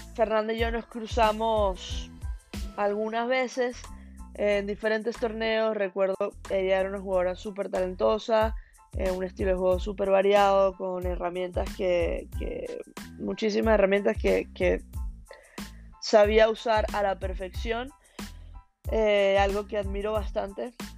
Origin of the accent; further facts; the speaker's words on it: Venezuela; now in Hong Kong; soy una venezolana ex jugadora de tenis profesional